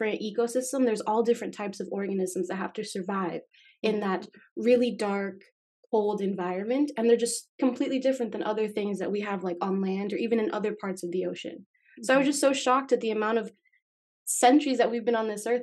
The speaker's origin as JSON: {"language": "English", "town": "Las Vegas", "region": "Nevada", "country": "United States", "tie": "born or raised there", "also_born_or_lived": "Miami, Florida", "moved": "as an adult", "lives_now": "Oregon, United States", "said": "And then I moved to Las Vegas where I lived for about 11."}